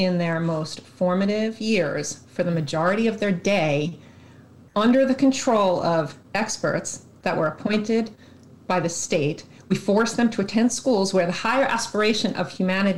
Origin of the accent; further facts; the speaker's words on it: New York, United States; now in Atlanta, United States; I am from Atlanta, by way of New York. That's where I'm originally from